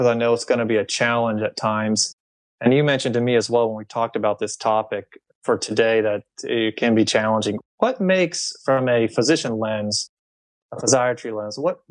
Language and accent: English; Ohio, United States; moved away; my home state, which is the state of Ohio